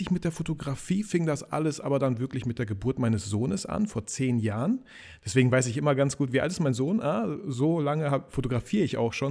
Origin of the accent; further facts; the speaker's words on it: Kazakhstan; also born or lived in Russia; now in Germany; Wir haben uns Double Nation genannt, weil ich komme irgendwie so ursprünglich aus Kasachstan, aus Russland, der Kollege aus Polen